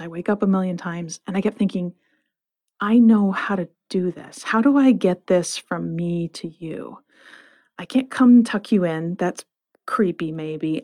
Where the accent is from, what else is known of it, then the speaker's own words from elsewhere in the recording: Flint, Michigan, United States; I grew up in Flint, Michigan